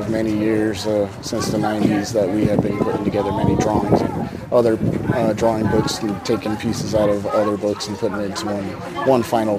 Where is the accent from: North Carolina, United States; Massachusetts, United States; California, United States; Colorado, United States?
Colorado, United States; Denver; now in Commerce City, United States; I'm from Denver, Colorado. I live in Commerce City, Colorado now.